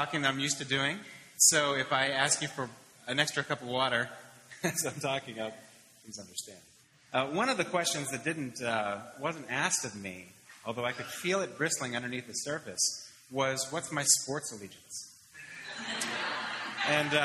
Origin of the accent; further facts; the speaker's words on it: Pittsburgh, Pennsylvania, United States; I grew up in Pittsburgh in the 70s